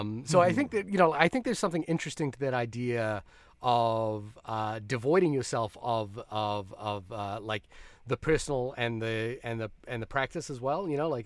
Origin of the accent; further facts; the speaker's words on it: Fiji; also born or lived in New Zealand; I'm from New Zealand and then originally from Fiji.